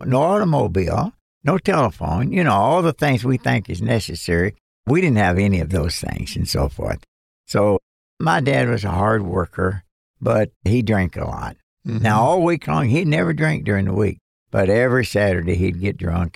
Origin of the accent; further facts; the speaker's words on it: Western Kentucky, United States; I was born and raised in Western Kentucky.